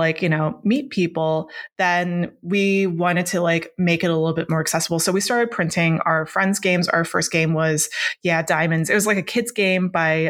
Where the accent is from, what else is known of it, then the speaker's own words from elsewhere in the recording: Hong Kong; I grew up in Hong Kong, the way that I learned that word, Jiangxi, I learned it through through school